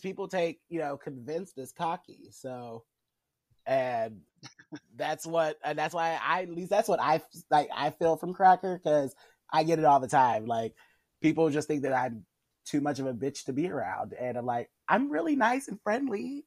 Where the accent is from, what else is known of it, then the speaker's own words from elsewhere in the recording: Kansas City, Missouri, United States; from my hometown family because uh, a lot of people here in Kansas City